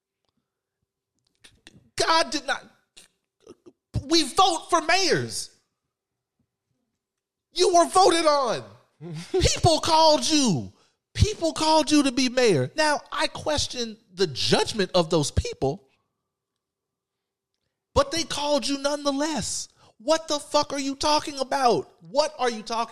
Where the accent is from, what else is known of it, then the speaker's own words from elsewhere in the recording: Texas, United States; I'm from Texas